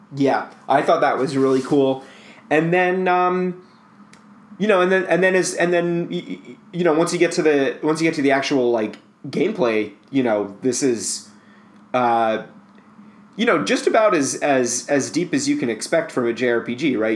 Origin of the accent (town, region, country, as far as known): United States